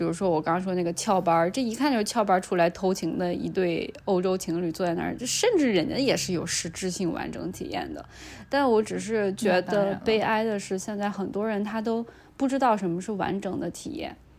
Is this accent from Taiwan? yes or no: no; South Korea; 那就是我们亚洲人，呃，东亚，那就是我们韩国人也是这样的，那就是韩国跟中国人特有的。